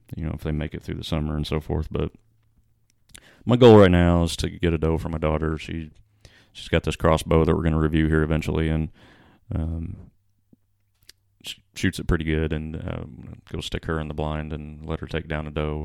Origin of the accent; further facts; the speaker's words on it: Freeman Spur, Illinois, United States; growing up in Freeman's Spur